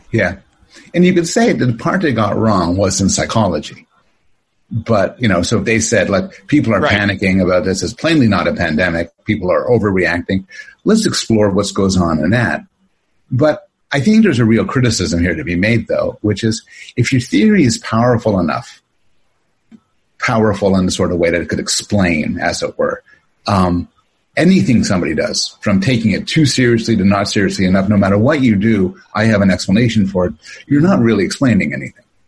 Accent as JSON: {"language": "English", "country": "Canada", "tie": "born or raised there", "also_born_or_lived": "Toronto", "moved": "yes", "lives_now": "United States", "said": "born in born in Canada, but uh, uh, my mom was from the states, and I live in the states"}